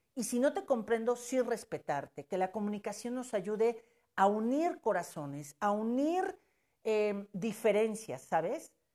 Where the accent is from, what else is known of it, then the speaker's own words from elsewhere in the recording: Puebla, Mexico; Somos de Puebla, del país México exactamente